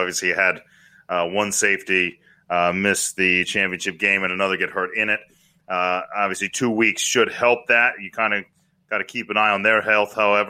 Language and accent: English; Philadelphia, Pennsylvania, United States; now in Tampa, United States; I was back home, you know, Philadelphia area